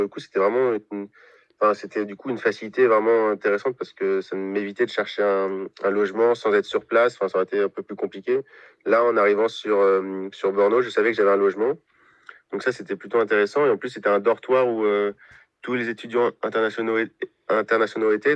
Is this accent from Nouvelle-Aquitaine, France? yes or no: yes; Poitiers, Nouvelle-Aquitaine, France; also born or lived in Brno, Czech Republic; je viens de Poitiers, j'étais à l'université de Poitiers